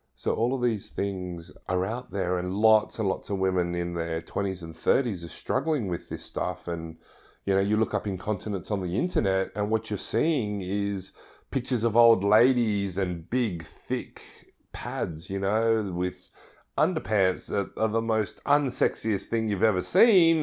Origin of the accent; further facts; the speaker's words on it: Sydney, New South Wales, Australia; I'm from Sydney, Australia